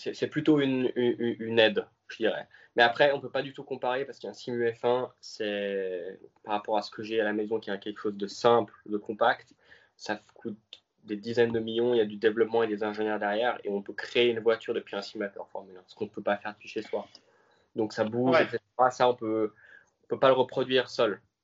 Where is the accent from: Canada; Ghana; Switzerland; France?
Switzerland; je suis suisse.